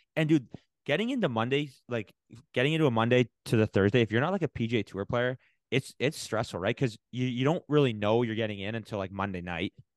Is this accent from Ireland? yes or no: no; Canada; as a Canadian